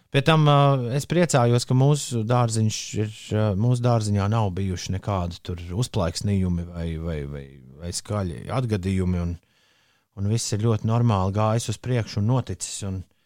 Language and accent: Latvian; Riga, Latvia; tieši tāds bija manā bērnībā, Ulu Klusajā centrā.